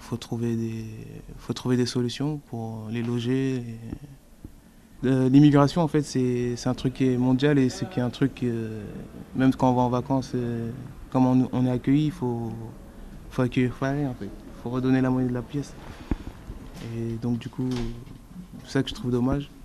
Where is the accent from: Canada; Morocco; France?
France; Paris, Île-de-France; d'avoir grandi ici